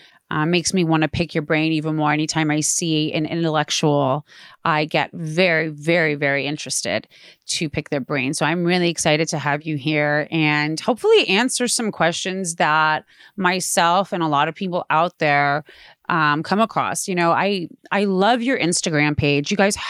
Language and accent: English; Playa del Rey, California, United States; also born or lived in Palos Verdes; I grew up in Playa del Rey and Palos Verdes. I lived in Playa del Rey for a few years, and then my parents moved to Palos Verdes, and they still have a house out there.